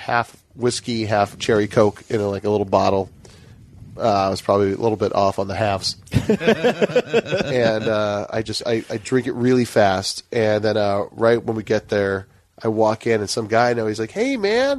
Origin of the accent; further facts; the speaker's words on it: Hawaii, United States; moved away; I'm from Hawaii